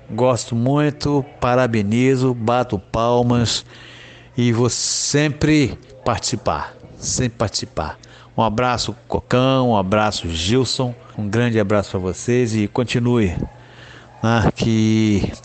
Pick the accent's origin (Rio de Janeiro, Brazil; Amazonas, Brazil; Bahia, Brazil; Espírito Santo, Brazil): Espírito Santo, Brazil; Vitória; Eu tenho 64 anos e sou natural de Vitória, Espírito Santo, onde resido.